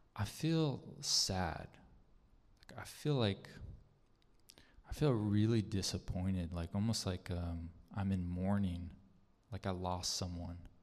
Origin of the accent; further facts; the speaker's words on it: Arizona, United States; moved away as an adult; also born or lived in Casa Grande, Arizona / Phenix City, Alabama; I am from Arizona. Gabby and I are from Arizona.